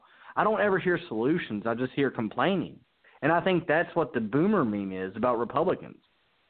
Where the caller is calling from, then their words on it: South Carolina, United States; I'm calling from South Carolina.